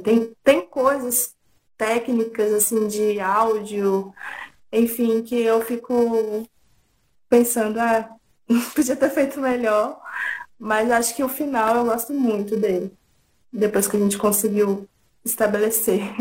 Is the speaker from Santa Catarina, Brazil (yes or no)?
no; interior of São Paulo, Brazil; moved away; also born or lived in Tocantins; Eu morava em interior de São Paulo, nasci em Tocantins, mas morava no interior de São Paulo